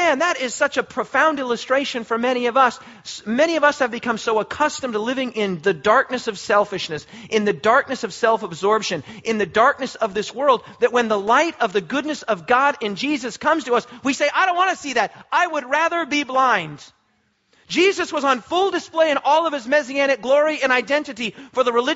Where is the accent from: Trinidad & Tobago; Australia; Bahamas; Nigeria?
Australia; We are Australian